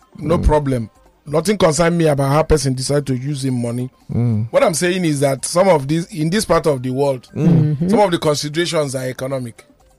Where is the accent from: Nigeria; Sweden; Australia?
Nigeria; Akoka, Lagos; Emma, you know, I'm from Akoka.